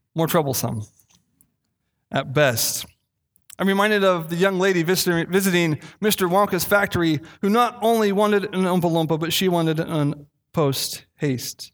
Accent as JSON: {"language": "English", "town": "Castle Rock", "region": "Washington", "country": "United States", "tie": "born or raised there", "said": "I grew up in Castle Rock, Washington"}